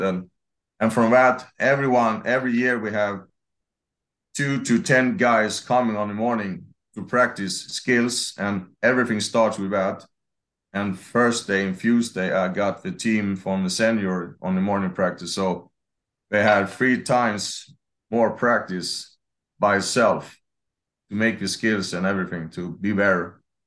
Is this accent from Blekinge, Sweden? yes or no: yes; near Karlskrona, Blekinge, Sweden; English is a second language; I was born in Morong, uh, south of Sweden, and at ten, thirty minutes from Karlskrona